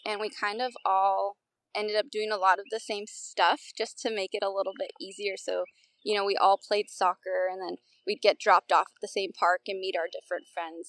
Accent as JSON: {"language": "English", "town": "Downey", "region": "California", "country": "United States", "tie": "born or raised there", "said": "Yeah, so I grew up in Southern California, Los Angeles, and then even more specifically Downey, California."}